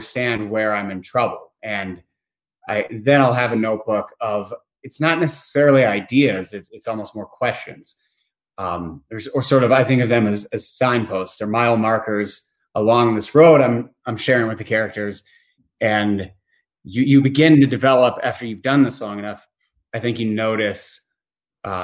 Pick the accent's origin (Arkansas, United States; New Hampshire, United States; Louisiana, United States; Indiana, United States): Indiana, United States; Bloomington; also born or lived in Maine; I'm originally from Bloomington, Indiana